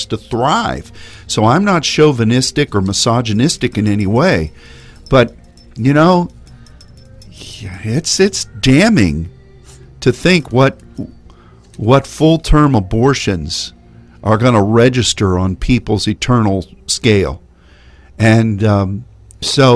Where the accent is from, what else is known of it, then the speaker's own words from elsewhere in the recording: Texas, United States; as a Texan